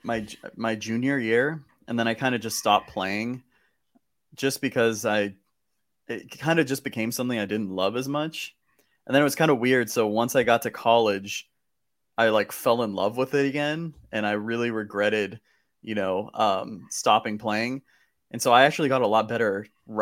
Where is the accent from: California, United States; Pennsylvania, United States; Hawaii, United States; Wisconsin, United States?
California, United States; Southern; growing up in Southern California